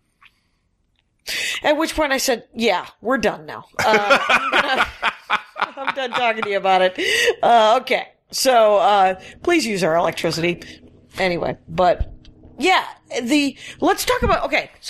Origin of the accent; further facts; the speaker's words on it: Wisconsin, United States; I'm from a little town in Wisconsin